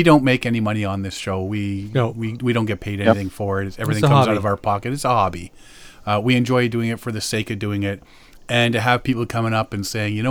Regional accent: Canada; I'm Canadian

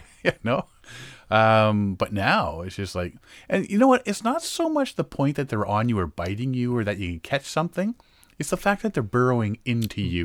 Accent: Moosonee, Ontario, Canada; moved away; when I grew up in Moosonee

